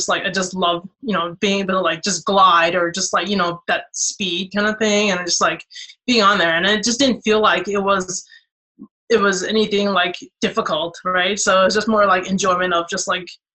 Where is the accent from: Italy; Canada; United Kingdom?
Canada; I grew up in Canada